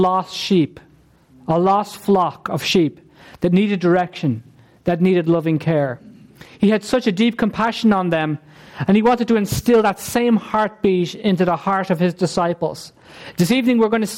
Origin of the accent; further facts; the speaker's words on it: Ireland; We're the Irish nation. Okay? We're an Irish ethnic group